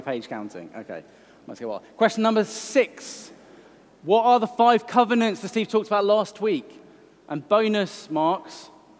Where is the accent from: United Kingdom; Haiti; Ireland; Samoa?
United Kingdom; Welsh, Wales; I'm Welsh.